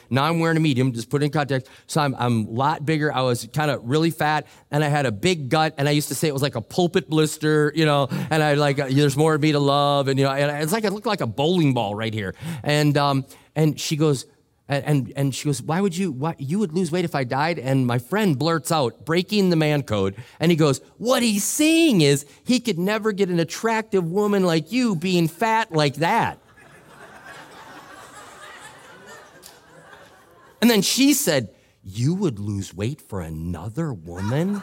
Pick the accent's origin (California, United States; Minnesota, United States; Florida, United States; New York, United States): Minnesota, United States; I'm from Minnesota